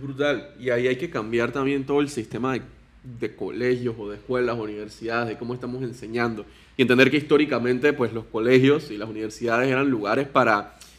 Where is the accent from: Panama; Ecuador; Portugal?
Panama; soy panameño, tengo 29 años